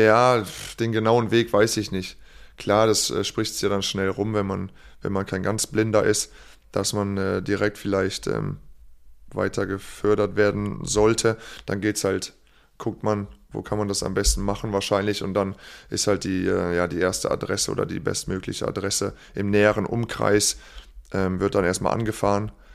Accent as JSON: {"language": "German", "town": "Nümbrecht", "region": "North Rhine-Westphalia", "country": "Germany", "tie": "born or raised there", "also_born_or_lived": "Engelskirchen", "said": "in Niederbreidenbach bei Nümbrecht"}